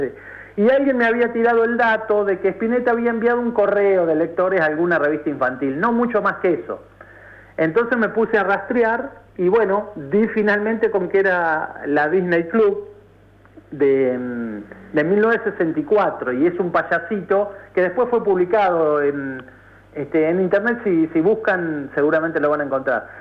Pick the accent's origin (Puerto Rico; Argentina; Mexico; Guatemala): Argentina; Ayacucho, Buenos Aires Province; now in La Plata, Argentina; yo soy de Ayacucho, no de La Plata